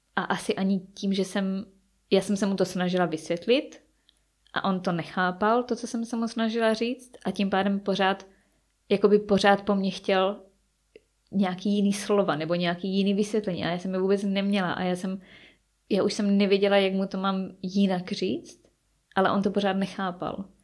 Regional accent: Czechia; moved away as an adult; now in England, United Kingdom; nechci celý život strávit jenom v České republice

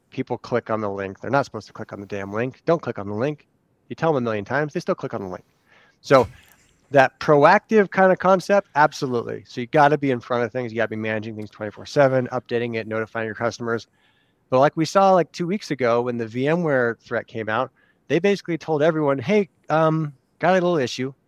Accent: California, United States; now in Arizona, United States; we're from California

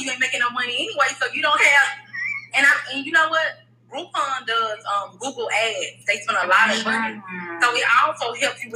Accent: Memphis, Tennessee, United States; moved away as an adult; now in Atlanta, United States; I am from Memphis, Tennessee, but I have been living in Atlanta for 4 years. I moved from Memphis.

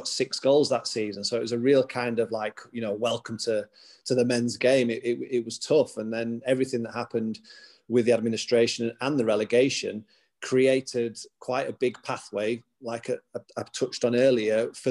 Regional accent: Huddersfield, Yorkshire and the Humber, United Kingdom; Huddersfield, my hometown club

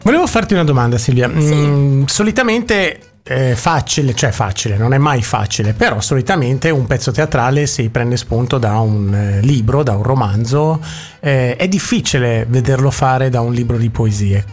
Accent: Milan, Lombardy, Italy; accent: Milanese; del mio accento di dizione milanese giapponese

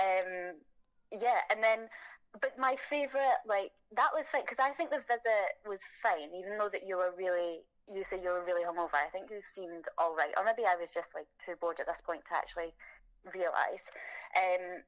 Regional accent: Scotland, United Kingdom; moved away as an adult; now in London, United Kingdom; probably guessed by now that I'm Scottish, so that's where I'm from

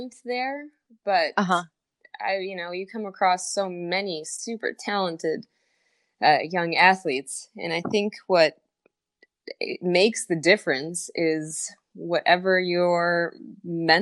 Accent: rural Illinois, United States; also born or lived in Uganda / Romania; I grew up in rural Illinois

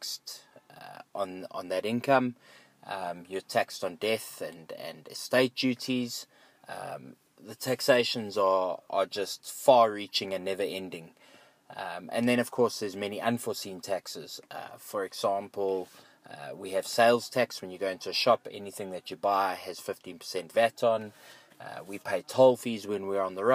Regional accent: South Africa; I am a South African. I have a South African passport. This makes me a South African citizen.

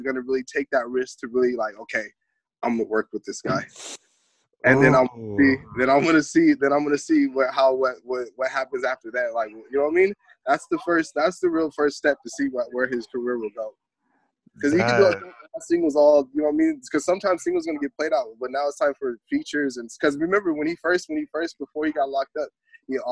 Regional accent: Orange County, California, United States; also born or lived in Anaheim; I'm from Orange County. West Santa, born and raised

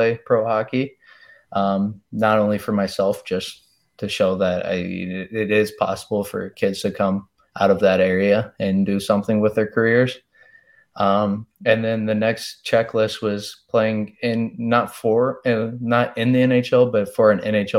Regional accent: Texas, United States; in my home state

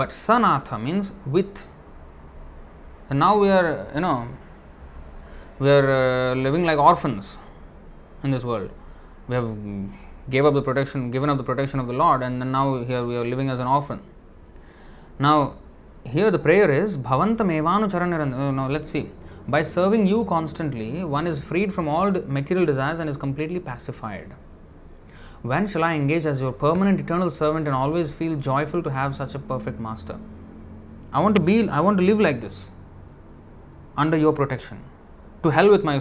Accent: India; in India, I come from India

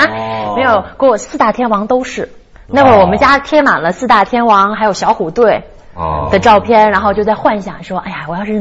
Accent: Guangzhou, Guangdong, China; moved away; also born or lived in Beijing; 因为我是广州人，我受的都是港台文化。

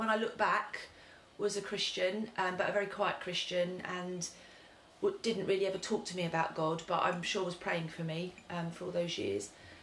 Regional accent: London, United Kingdom; also born or lived in Reading; I was born in Clapham South

